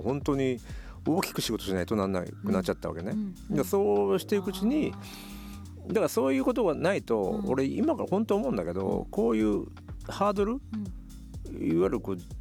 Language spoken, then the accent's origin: Japanese; Aichi, Japan; moved away as an adult; 愛知県から来てる